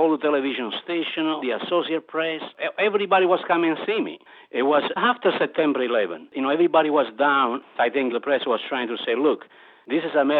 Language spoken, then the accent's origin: English; Padula, Campania, Italy; now in California, United States; I made a chicken a la Padulese in honor of my hometown, an instant hit.